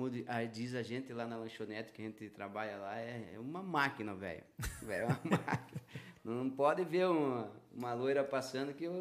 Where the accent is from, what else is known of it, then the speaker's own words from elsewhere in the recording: Ilha do Mel, Paraná, Brazil; eu sou da Ilha do Mel, mas assim, ó, minha mãe veio nascer só tirar eu aqui, cara, dois dias de idade já fui para a ilha de novo.